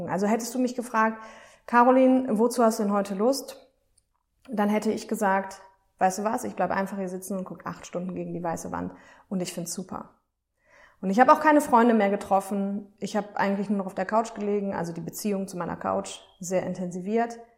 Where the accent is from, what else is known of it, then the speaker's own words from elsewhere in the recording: Aachen, North Rhine-Westphalia, Germany; Damals habe ich in Düsseldorf gearbeitet, also ich komme aus Aachen übrigens.